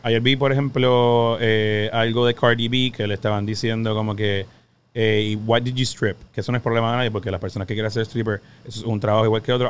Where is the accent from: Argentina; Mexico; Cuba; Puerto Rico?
Puerto Rico; Somos boricua